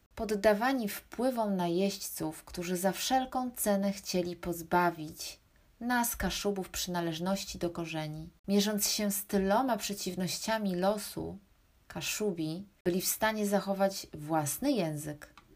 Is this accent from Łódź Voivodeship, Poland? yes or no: no; Gdańsk, Pomeranian Voivodeship, Poland; Jestem kaszubką z Gdańska